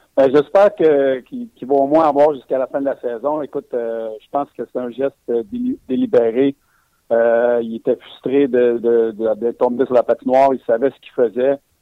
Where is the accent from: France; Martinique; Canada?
Canada; Quebec; Je suis un Québécois